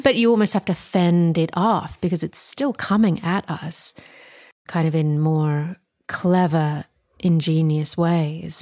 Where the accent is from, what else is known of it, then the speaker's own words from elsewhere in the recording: Australia; moved away; as an Australian